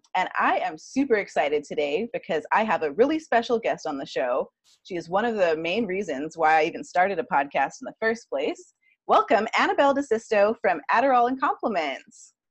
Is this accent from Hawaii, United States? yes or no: yes; Hawaii, United States; also born or lived in Huntington Beach; I'm like from Hawaii. So I, you know, we kind of get a little nervous sometimes, like leaving the islands